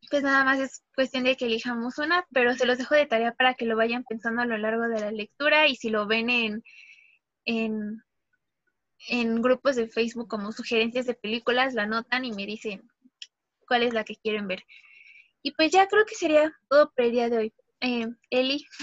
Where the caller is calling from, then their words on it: Tijuana, Baja California, Mexico; Hola, ¿qué tal? Yo soy … me conecto desde Tijuana.